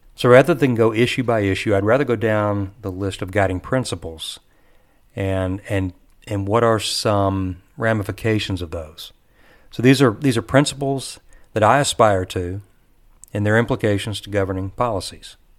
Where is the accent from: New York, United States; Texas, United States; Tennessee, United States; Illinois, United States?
Texas, United States; I'm a Texan